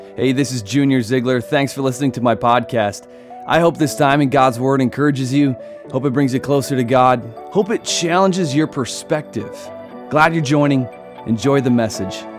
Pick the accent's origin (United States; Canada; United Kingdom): United States; Wisconsin; I grew up in Wisconsin